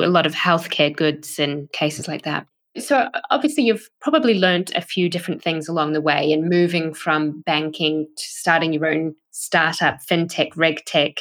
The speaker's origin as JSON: {"language": "English", "country": "New Zealand", "said": "I am from New Zealand"}